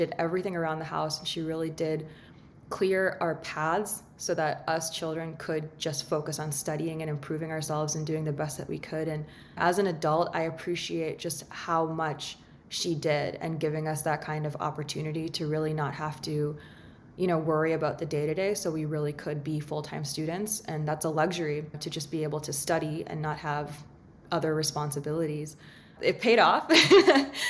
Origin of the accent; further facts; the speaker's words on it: Lowell, Massachusetts, United States; I'm originally from Lowell, Massachusetts. I'm very proud to be from Lowell, Massachusetts